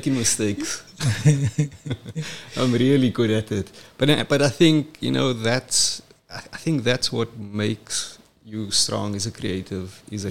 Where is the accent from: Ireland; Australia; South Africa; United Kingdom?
South Africa; Cape Town, Western Cape; also born or lived in KwaZulu-Natal; I'm from Cape Town. I grew up in Crawford.